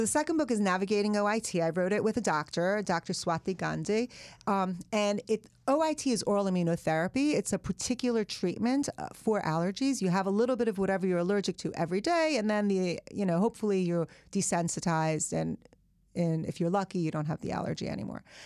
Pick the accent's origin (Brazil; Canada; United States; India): United States; English is a second language; also born or lived in Iran; I'd spent half of elementary school, all of middle school, all of high school in America